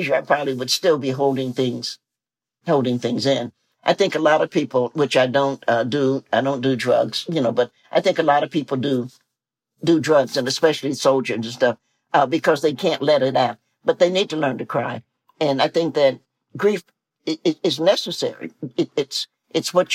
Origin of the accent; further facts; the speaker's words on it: Tennessee, United States; I'm a Southerner, I'm a Tennessean